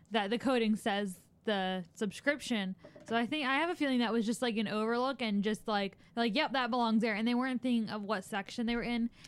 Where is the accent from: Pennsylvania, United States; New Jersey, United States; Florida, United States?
Pennsylvania, United States; Philadelphia; moved away as an adult; also born or lived in Lancaster; growing up in Philly